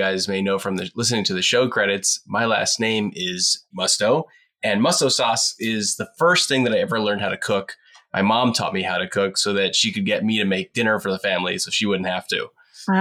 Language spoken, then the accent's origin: English; Washington, District of Columbia, United States; also born or lived in New York City, United States / Juneau, Alaska, United States; I grew up in the Washington, D.C. area. I was born in New York City. But my parents moved down here when I was super little.